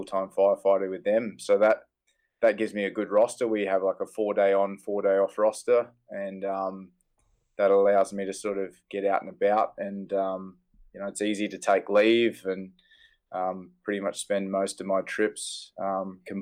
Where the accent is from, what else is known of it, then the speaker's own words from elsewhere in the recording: Emerald, Queensland, Australia; also born or lived in Gold Coast, Queensland; I moved from the Gold Coast, that's where I was sort of born, and moved up to central Queensland, which was a big change, and it was more rural